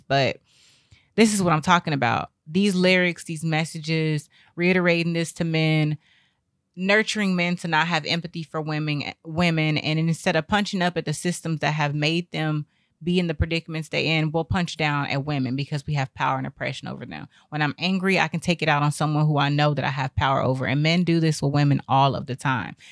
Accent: Texas, United States; moved away; I came from Texas

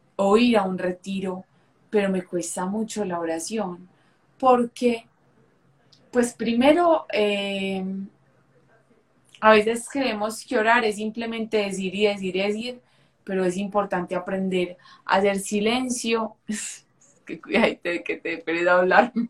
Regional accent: Medellín, Antioquia, Colombia; soy de Medellín, de una ciudad de aquí de Colombia

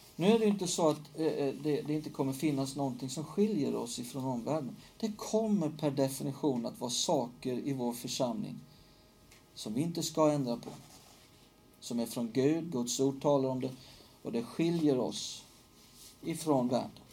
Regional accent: Hällefors, Örebro County, Sweden; moved away; från Hällefors där jag växte upp

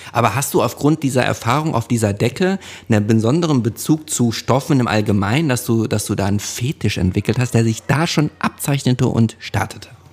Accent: Hövelhof, North Rhine-Westphalia, Germany; wir bei uns in Hövelhof, da gab's ein Hallenbad

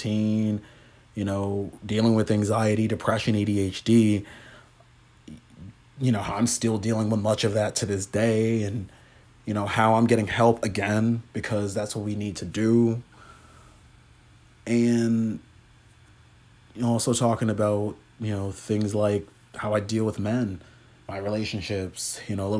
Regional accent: Huntington Beach, California, United States; growing up in Huntington Beach

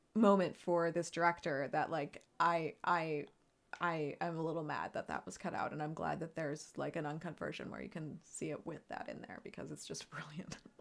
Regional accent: United States; we are American

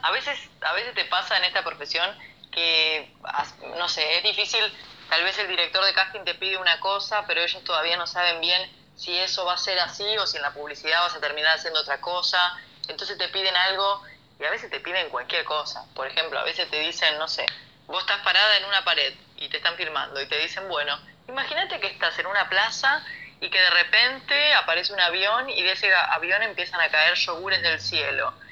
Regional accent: Rafaela, Santa Fe, Argentina; moved away as an adult; now in Buenos Aires, Argentina; somos de Rafaela, como te decía antes, familia numerosa

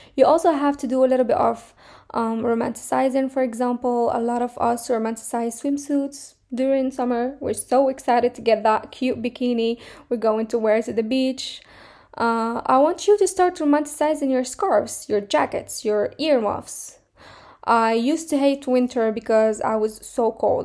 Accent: Morocco; now in Finland; I'm coming from Morocco

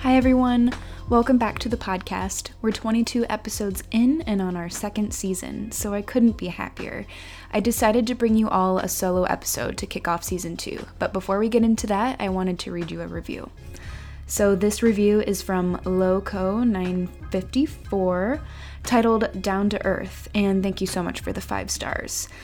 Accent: near Akron, Ohio, United States; I'm actually from a town a little bit outside of Akron, Ohio, and that's where I've lived my whole life until now

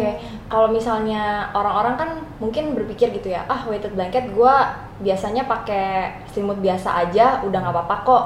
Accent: Indonesia; kita orang Indo

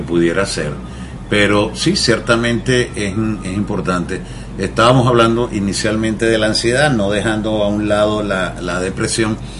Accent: Venezuela; moved away; mi acento, porque soy de Venezuela

